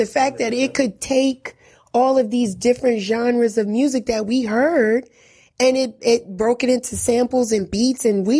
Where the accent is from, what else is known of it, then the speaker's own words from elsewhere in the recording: New York City, New York, United States; I'm from Bronx River